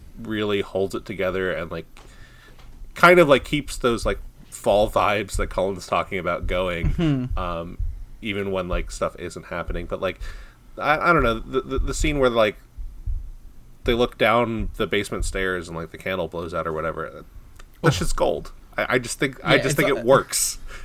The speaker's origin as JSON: {"language": "English", "area": "Long Island", "region": "New York", "country": "United States", "tie": "born or raised there", "said": "I'm from Long Island, so like I grew up near Amityville"}